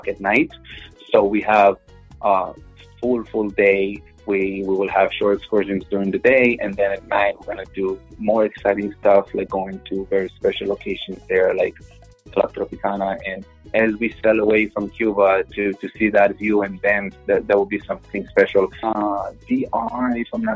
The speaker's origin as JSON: {"language": "English", "country": "Israel", "tie": "born or raised there", "first_language": "Hebrew", "second_language": "English", "moved": "yes", "lives_now": "Miami, United States", "said": "I was born and raised in Israel"}